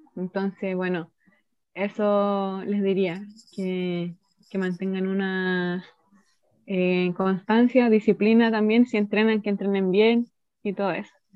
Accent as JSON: {"language": "Spanish", "country": "Chile", "said": "soy chilena"}